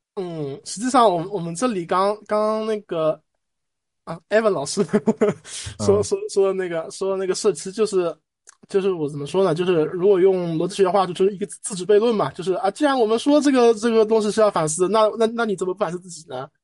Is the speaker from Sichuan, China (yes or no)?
no; Shanghai, China; 我本身上海长大了